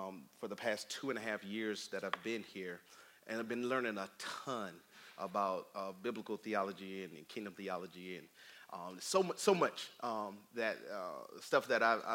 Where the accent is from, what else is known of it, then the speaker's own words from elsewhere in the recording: Tallahassee, Florida, United States; moved away; Me and my family are from Tallahassee